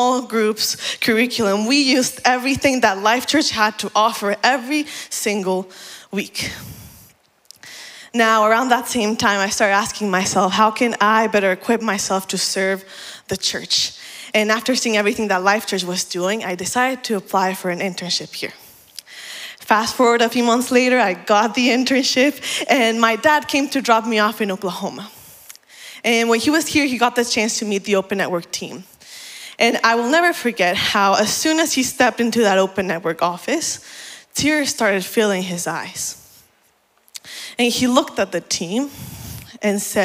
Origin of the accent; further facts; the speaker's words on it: Mexico; moved away; also born or lived in Puebla, Mexico / Oaxaca, Mexico; the church I grew up in back in Mexico. In 2017, my family and I were living in a city called Puebla